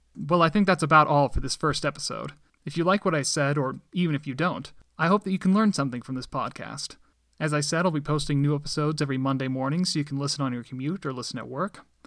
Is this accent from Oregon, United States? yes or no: yes; Medford, Oregon, United States; also born or lived in Littleton, Colorado; My family and I moved to Medford, Oregon shortly afterwards when I was about one and a half years old. I grew up there